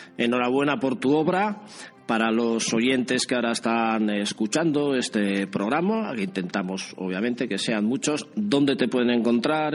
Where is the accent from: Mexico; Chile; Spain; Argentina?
Spain; San Sebastián, Basque Country; somos como muy de San Sebastián